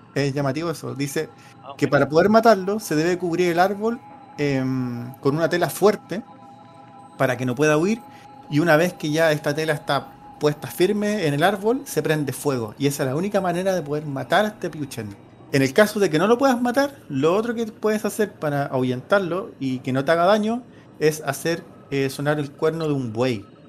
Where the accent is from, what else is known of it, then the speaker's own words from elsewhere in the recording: Chile; está como dentro de nuestra y idiosincrasia como chileno